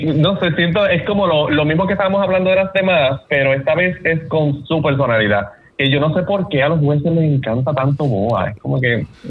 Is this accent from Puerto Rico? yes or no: yes; Puerto Rico; como puertorriqueños